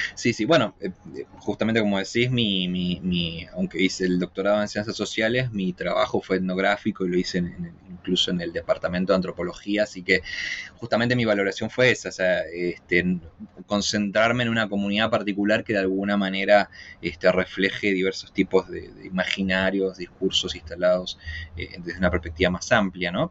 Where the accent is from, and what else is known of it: Argentina; moved away as an adult; now in Chile